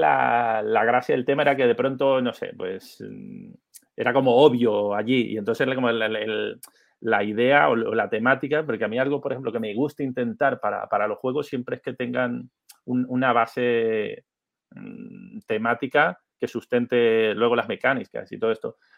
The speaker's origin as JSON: {"language": "Spanish", "country": "Venezuela", "tie": "born or raised there", "also_born_or_lived": "Canary Islands", "moved": "yes", "said": "Soy venezolano"}